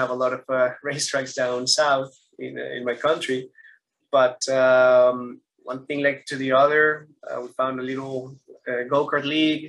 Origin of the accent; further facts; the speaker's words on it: Bogota, Colombia; moved away; also born or lived in Brazil; I'm from Bogota, Colombia. It's a beautiful city that gave me kind of the opportunity to explore some athleticism at high school mostly